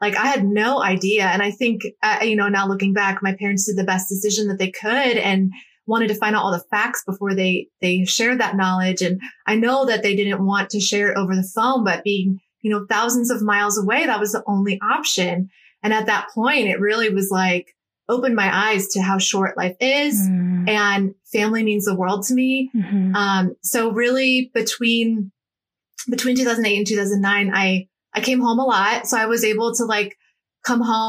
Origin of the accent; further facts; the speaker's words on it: Cleveland, Ohio, United States; moved away as an adult; also born or lived in Los Angeles, California; Ohio is where my roots are. I'm from Cleveland.